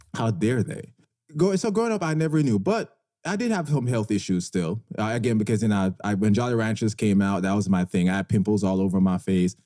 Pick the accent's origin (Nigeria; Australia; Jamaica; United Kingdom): Jamaica; moved away; I grew up in Jamaica